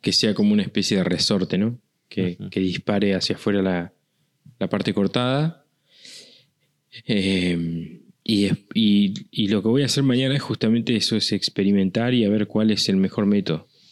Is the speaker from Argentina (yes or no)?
yes; Argentina